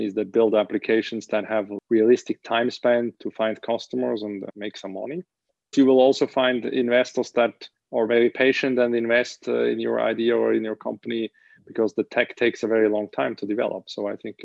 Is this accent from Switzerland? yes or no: yes; Switzerland; also born or lived in United States; I was born in Switzerland, went to school here in Switzerland and university.